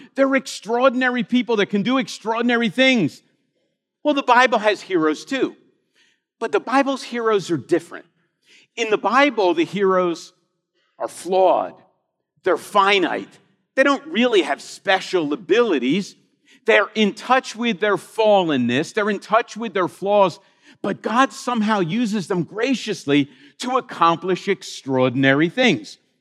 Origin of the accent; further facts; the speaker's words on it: Philadelphia, Pennsylvania, United States; I grew up in Philadelphia